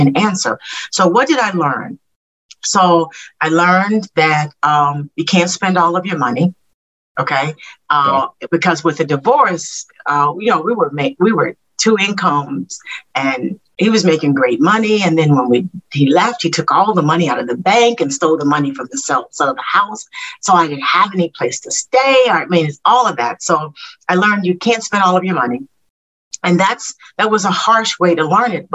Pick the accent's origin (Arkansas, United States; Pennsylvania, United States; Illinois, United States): Arkansas, United States; Little Rock; moved away; I grew up in Little Rock, Arkansas